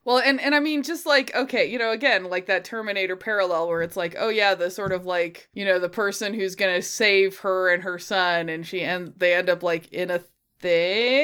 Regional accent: near Boulder, Colorado, United States; I grew up near Boulder, Colorado

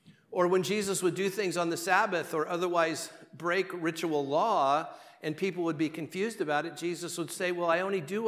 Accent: Southern California, United States; I'm from Southern California

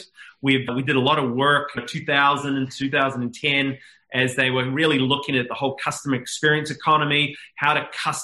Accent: New Zealand; moved away as an adult; I'm a Kiwi based in New Zealand the first 21 years

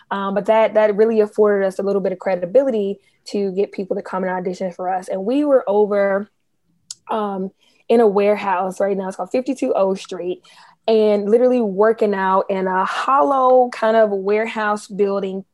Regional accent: Memphis, Tennessee, United States; now in Washington, D.C., United States; I am from Memphis, Tennessee

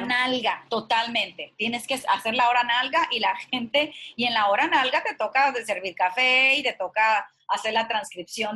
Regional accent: Culiacán, Sinaloa, Mexico; moved away; also born or lived in New York; yo soy de Culiacán, Sinaloa

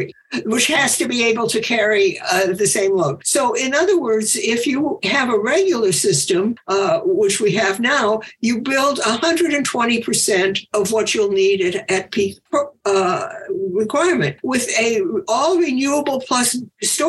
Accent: Chicago, Illinois, United States; I grew up in Chicago

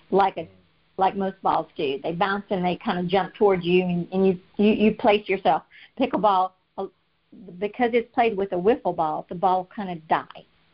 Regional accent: South Louisiana, United States; moved away as an adult; now in Texas, United States; I grew up in South Louisiana and danced a lot growing up because people down there dance a lot

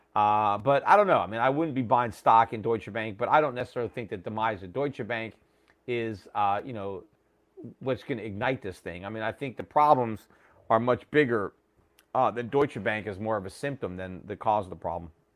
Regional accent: United States; As an American

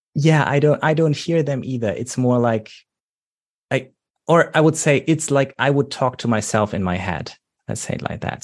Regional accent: Germany; accent: German; English is a second language; I'm coming from Germany, by the way, how you might already know from my accent.

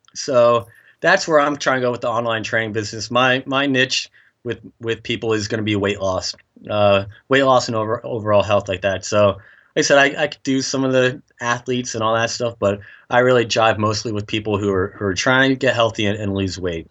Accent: Nazareth, Pennsylvania, United States; Nazareth is my hometown

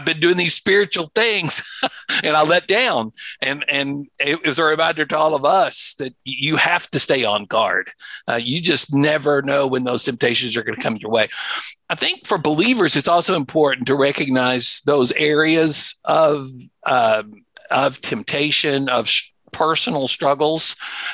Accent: Louisville, Kentucky, United States; my hometown in Louisville, Kentucky

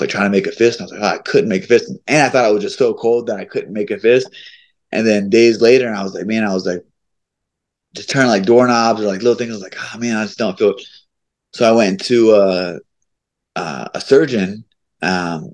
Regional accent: Ohio, United States; I'm from Ohio

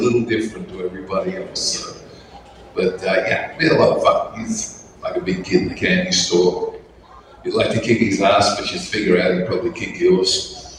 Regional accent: Australia; moved away as an adult; I'm an Australian

